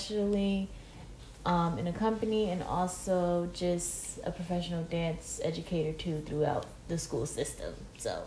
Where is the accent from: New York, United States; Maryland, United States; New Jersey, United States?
New Jersey, United States; Plainfield; I am from Plainfield, New Jersey